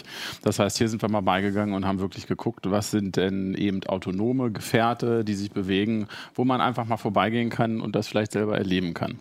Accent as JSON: {"language": "German", "town": "Hanover", "region": "Lower Saxony", "country": "Germany", "said": "als Hannoveraner"}